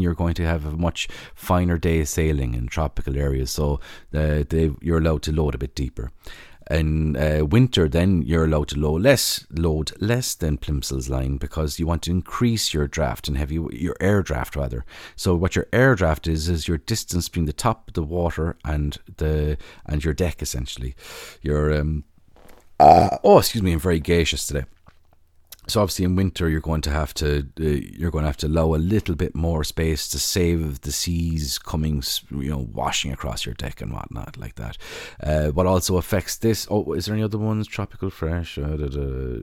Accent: Ireland; as an Irish person

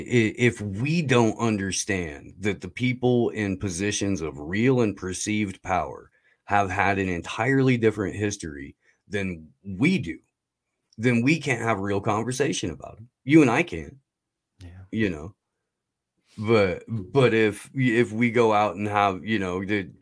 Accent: Indiana, United States; I grew up in Indiana, so there were a lot of like inside baseball to that state jokes that I was gonna get.

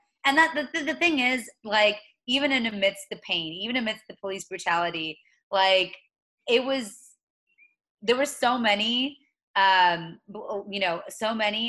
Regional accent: the South, United States; I'm from the South. I'm used to seeing racism.

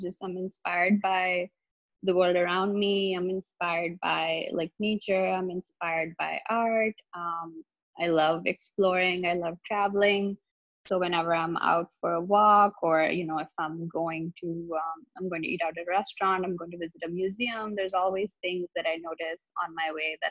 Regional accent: India; moved away as an adult; also born or lived in Boston, United States / New York, United States; I'm originally from India, and then I pursued my bachelor's in interior architecture from the Boston Architectural College

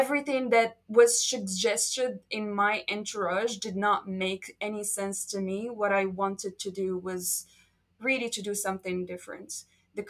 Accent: Marrakesh, Marrakesh-Safi, Morocco; English is a second language; moved away as an adult; now in Thailand; a small tiny room in Marrakesh, my hometown, at age 17

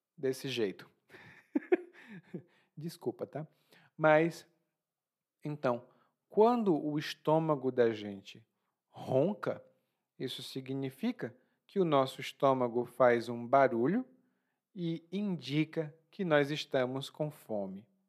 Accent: Ceará, Brazil; now in Bahia, Brazil; Lá no meu estado, no Ceará

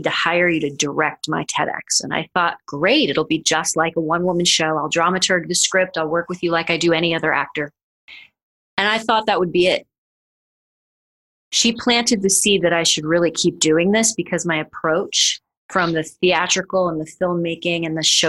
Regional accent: Missouri, United States; now in New York City, United States; I am from Missouri, and I literally moved to New York City to pursue a career in classical dance

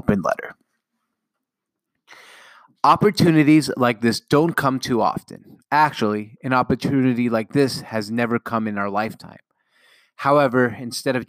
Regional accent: Seattle, Washington, United States; my hometown Seattle

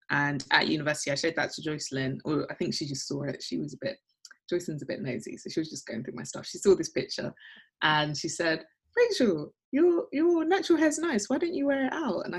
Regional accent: London, United Kingdom; born there; So my two older brothers were born in, in Accra and I was born in London. So I suppose I'm a first generation immigrant.

